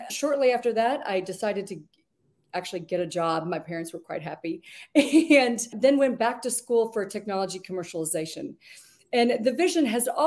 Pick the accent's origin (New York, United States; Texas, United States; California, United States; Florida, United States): Texas, United States; Georgetown; I grew up in Georgetown when it was 16,000 people